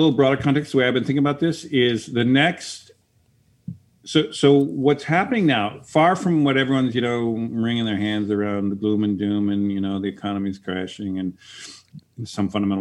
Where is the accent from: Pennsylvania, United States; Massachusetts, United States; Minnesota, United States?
Minnesota, United States; Minneapolis; now in San Francisco, United States; I'm originally from Minneapolis